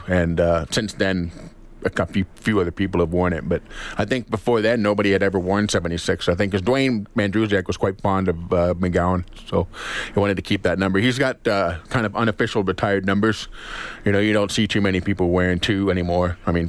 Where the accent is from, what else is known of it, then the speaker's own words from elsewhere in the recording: Canada; born there; And the CFL didn't realize that I was born in Canada.